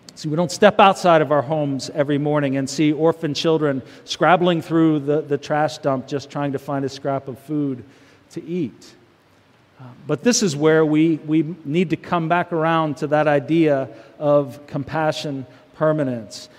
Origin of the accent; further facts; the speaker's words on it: United States; American Christians